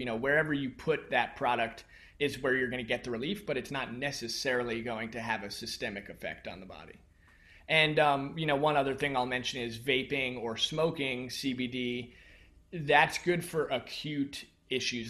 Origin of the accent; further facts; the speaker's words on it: United States; growing up in the United States especially, we're a very mind-based culture